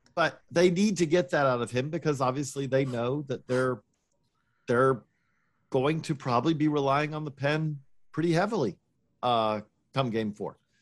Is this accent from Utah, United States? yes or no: no; Georgia, United States; moved away; I'm from Georgia originally